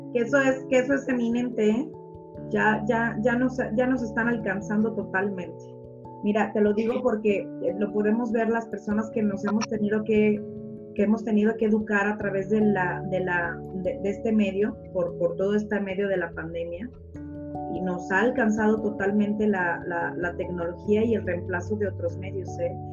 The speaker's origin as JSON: {"language": "Spanish", "country": "Mexico", "said": "los mexicanos"}